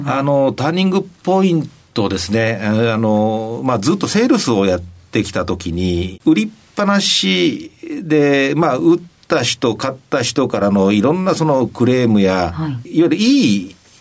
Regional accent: Nagoya, Aichi, Japan; 出身は愛知県の名古屋市

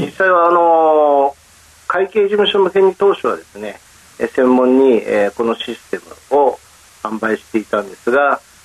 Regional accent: Tokyo, Japan; えー、東京都になります。

